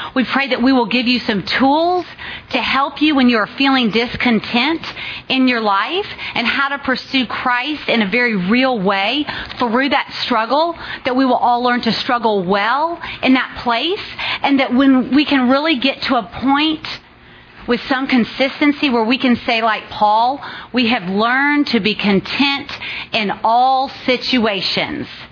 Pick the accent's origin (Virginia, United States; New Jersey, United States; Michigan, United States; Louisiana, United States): Virginia, United States; Richmond; moved away as an adult; now in Dallas, United States; I grew up in Richmond, Virginia